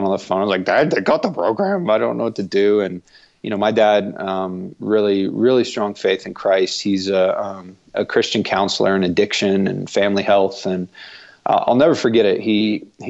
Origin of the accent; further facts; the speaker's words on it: Broken Arrow, Oklahoma, United States; moved away as an adult; also born or lived in Ireland / Colorado; I grew up playing soccer in Oklahoma. In a town called Broken Arrow.